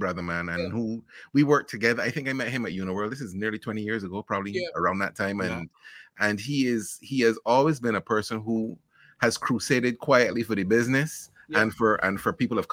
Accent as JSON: {"language": "English", "region": "Saint Michael", "country": "Barbados", "tie": "born or raised there", "also_born_or_lived": "Bristol, England", "moved": "yes", "lives_now": "United States", "said": "And then I went back to Barbados before I was a year old. So I rep Barbados really as the place where I come from."}